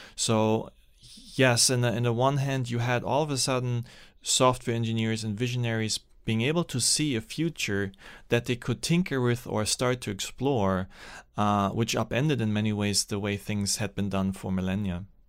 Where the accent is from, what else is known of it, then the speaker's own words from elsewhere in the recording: Germany; English is a second language; also born or lived in Austria / Sri Lanka; now in United States; there's communism on the, on the wrong side of the German border, and that's where I, where I grew up.